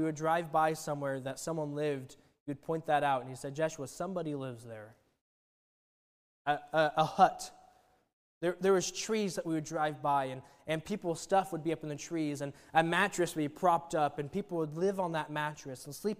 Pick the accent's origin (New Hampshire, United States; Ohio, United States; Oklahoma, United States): Oklahoma, United States; I'm from Oklahoma